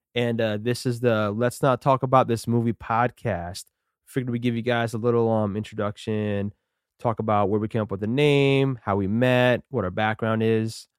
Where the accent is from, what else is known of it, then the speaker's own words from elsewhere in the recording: Hamden, Connecticut, United States; I grew up in Hamden